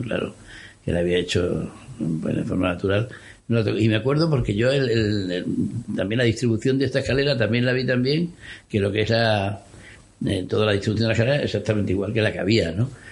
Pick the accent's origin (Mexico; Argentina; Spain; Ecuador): Spain; Extremadura; moved away; also born or lived in Madrid; yo soy extremeño y entonces, pues, aunque vivía en Madrid, pues iba mucho para allí